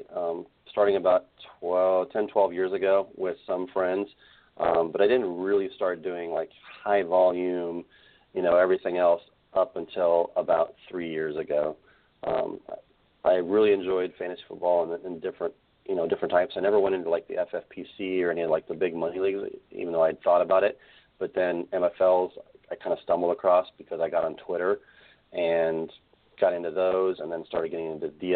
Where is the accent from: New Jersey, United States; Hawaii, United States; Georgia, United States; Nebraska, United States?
Nebraska, United States; I grew up in Nebraska on a farm